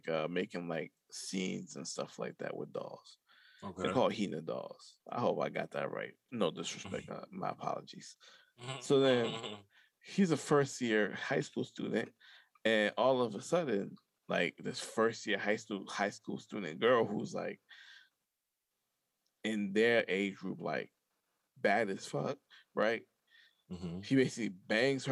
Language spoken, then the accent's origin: English; New York, United States; I was raised in New York